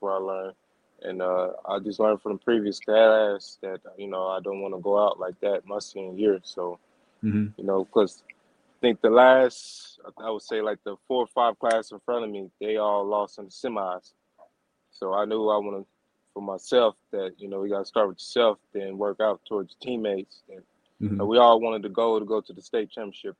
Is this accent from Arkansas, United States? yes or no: yes; Little Rock, Arkansas, United States; I'm from Little Rock, Arkansas.